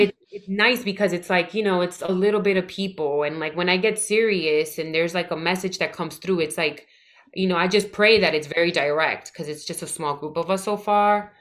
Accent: New York City, New York, United States; I'm from the Bronx, born and raised.

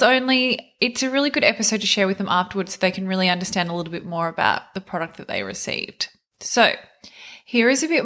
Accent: near Melbourne, Victoria, Australia; Melbourne, not far from where I actually grew up

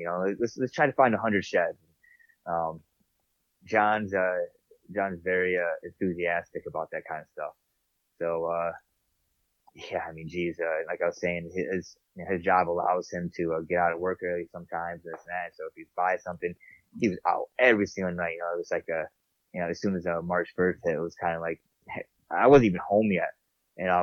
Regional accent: New York, United States; moved away; I'm from New York

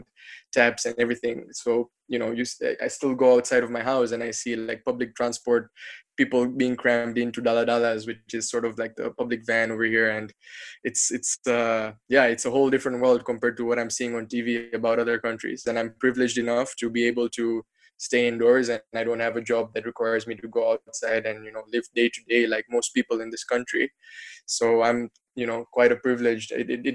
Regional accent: Tanzania; I came back to my home country of Tanzania

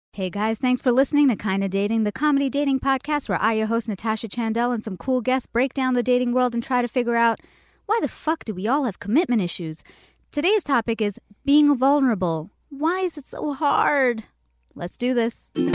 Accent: Canada; now in Los Angeles, United States; I'm from Canada.

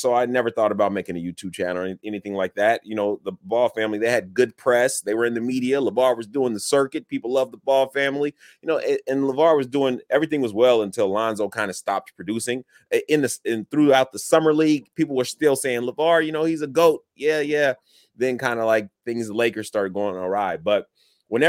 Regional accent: Illinois, United States; also born or lived in Chicago; I was born in Chicago, and moved throughout Illinois.

